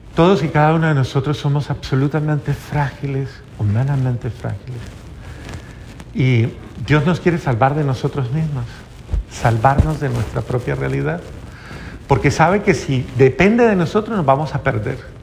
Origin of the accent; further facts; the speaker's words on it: Colombia; eso fue en Colombia, en mi país